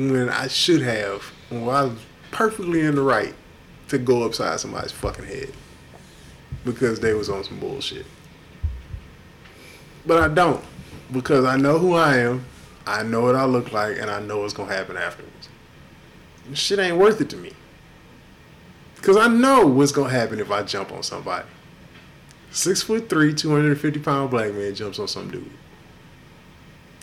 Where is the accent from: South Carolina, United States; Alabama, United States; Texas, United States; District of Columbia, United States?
Texas, United States; Houston; also born or lived in Inglewood, California / Watts, Los Angeles; I grew up, I was born in Inglewood in the late 70s, early 80s. We lived near Watts up until 86 when we moved here. I was in Southwest Houston, in Ridgemont